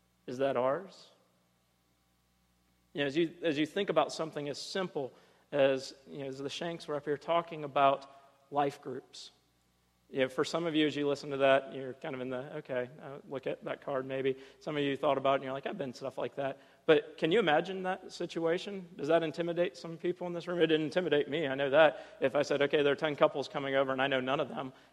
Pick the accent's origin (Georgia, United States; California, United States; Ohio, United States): Ohio, United States; as a kid, I grew up in Ohio, this small, you know, farm town in the middle of nowhere, one stoplight